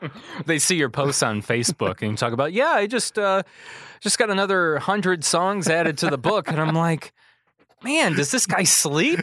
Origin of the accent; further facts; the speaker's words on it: Kankakee, Illinois, United States; It's my hometown